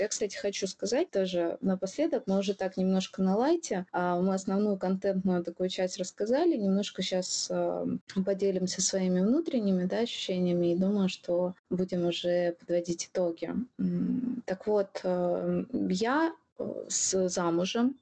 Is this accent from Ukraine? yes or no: yes; Ukraine; я украинка